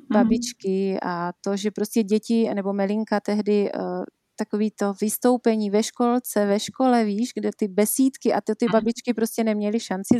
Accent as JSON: {"language": "Czech", "town": "Příbor", "region": "Moravian-Silesian Region", "country": "Czechia", "also_born_or_lived": "Germany / England / Frýdek-Místek", "accent": "Moravian", "moved": "as an adult", "lives_now": "Prague, Czech Republic", "said": "přestože jsme z Moravy, což je asi slyšet eh, na mém přízvuku, že jsem Moravačka z Příbora, okres Nový Čín"}